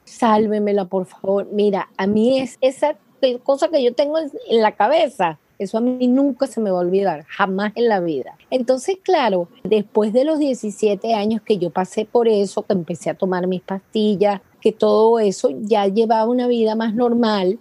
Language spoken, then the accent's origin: Spanish; Venezuela; moved away as an adult; now in United States; soy venezolana